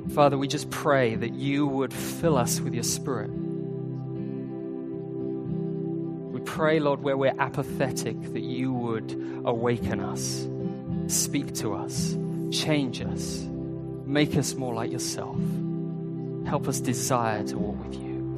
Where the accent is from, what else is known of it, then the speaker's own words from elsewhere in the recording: United Kingdom; now in Hong Kong; I'm British.